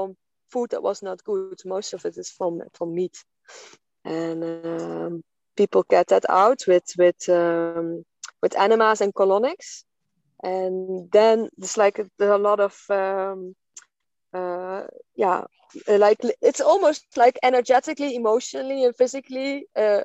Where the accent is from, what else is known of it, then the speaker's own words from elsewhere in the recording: Netherlands; now in Portugal; I live off-grid in Portugal, and I come from Holland.